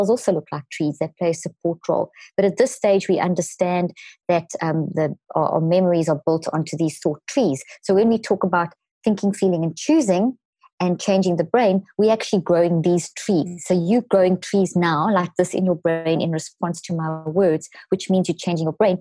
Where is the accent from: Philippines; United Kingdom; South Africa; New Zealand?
South Africa; moved away; also born or lived in Zimbabwe; I was born in Zimbabwe and grew up in South Africa.